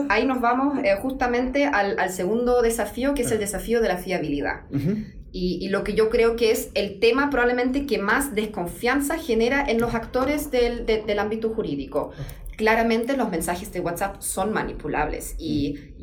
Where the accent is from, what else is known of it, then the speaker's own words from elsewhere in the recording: Dortmund, North Rhine-Westphalia, Germany; Spanish is a second language; moved away as an adult; also born or lived in Vallenar, Chile / Coquimbo, Chile / Saarbrücken, Germany; yo soy alemana, mm. soy de Dortmund, en mm. Alemania